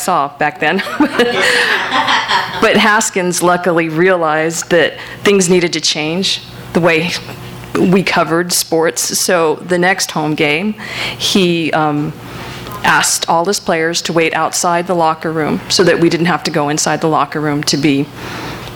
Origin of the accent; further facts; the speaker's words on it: El Paso, Texas, United States; I'm from El Paso